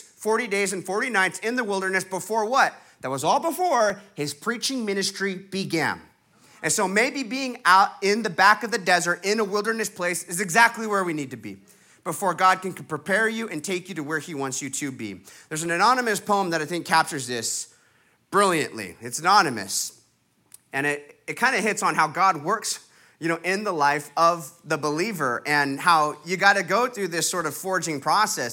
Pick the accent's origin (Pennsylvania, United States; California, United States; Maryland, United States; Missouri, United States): California, United States; Huntington Beach; I'm be back in my hometown, Huntington Beach, California